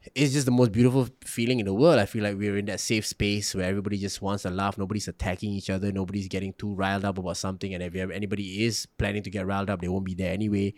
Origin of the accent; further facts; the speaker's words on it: Singapore; also born or lived in Malacca, Malaysia; I was also being resented for being Singaporean